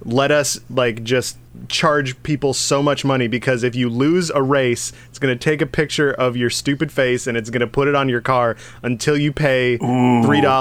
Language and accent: English; Chicago, Illinois, United States; as a Chicagoan